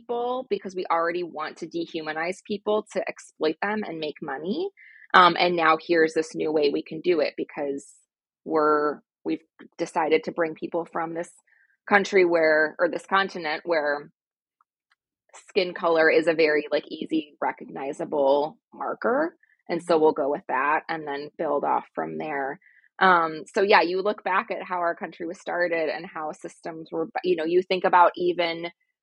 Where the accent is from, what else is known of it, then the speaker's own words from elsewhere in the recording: United States; growing up in American school systems